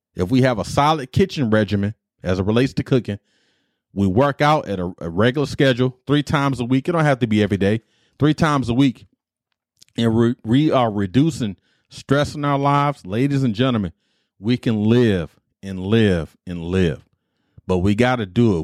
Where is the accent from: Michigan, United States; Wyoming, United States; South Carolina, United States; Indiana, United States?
Michigan, United States; Detroit; The Better Made Hots is a chip I grew up on in Detroit